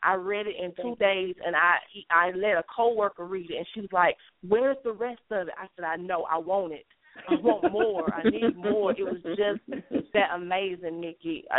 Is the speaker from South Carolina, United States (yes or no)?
yes; Gaffney, South Carolina, United States; moved away; I'm originally from Gaffney.